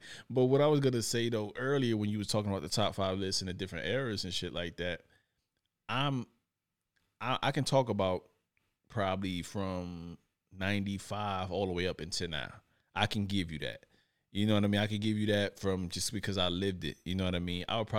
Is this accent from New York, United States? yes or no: yes; New York, United States; And I'm from New York.